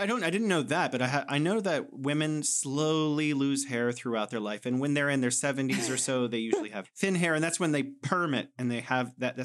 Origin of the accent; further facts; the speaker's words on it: United States; I'm an American